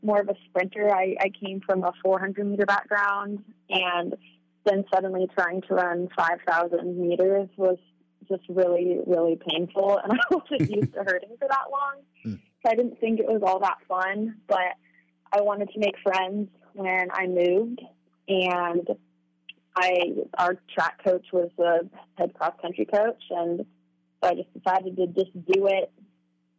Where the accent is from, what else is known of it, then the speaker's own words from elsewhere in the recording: Oregon, United States; I grew up in Oregon